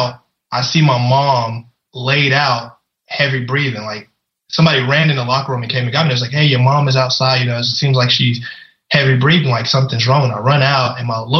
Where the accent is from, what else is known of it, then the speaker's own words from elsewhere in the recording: Louisiana, United States; I grew up in Louisiana. You know, we didn't have much.